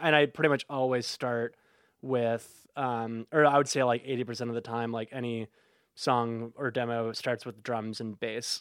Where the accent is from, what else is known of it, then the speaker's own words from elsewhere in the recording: Oak Park, Illinois, United States; I'm from Oak Park originally